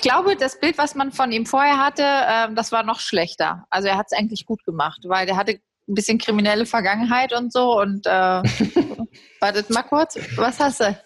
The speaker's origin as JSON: {"language": "German", "region": "Berlin", "country": "Germany", "moved": "yes", "lives_now": "Essen, Germany", "said": "Ich äh, lebe und arbeite mittlerweile in Essen. Ich bin eigentlich Berlinerin"}